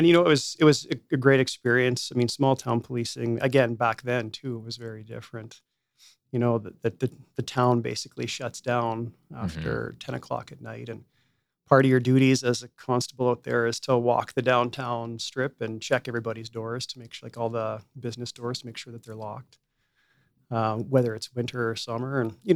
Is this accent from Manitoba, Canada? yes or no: yes; Morden, Manitoba, Canada; moved away as an adult; also born or lived in Lethbridge, Alberta; now in Edmonton, Canada; I thought that I would live out my entire life in Morden, Manitoba and work in small town policing.